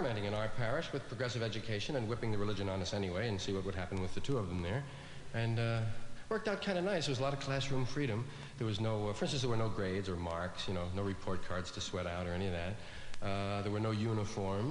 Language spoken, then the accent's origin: English; New York, United States; I was from one of those Irish neighborhoods in New York